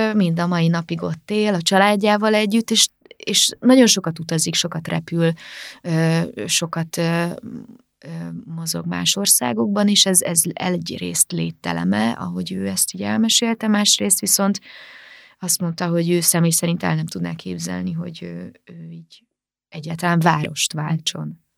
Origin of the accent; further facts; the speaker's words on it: Vác, Pest, Hungary; moved away as an adult; also born or lived in Târgu Mureș, Romania / Sfântu Gheorghe, Romania; now in Budapest, Hungary; Vácon jártam általános iskolába és gimnáziumba, és a szüleim meg az öcsémék is Vácon laknak, szóval végül is, ha hazamegyek, akkor Vácra megyek haza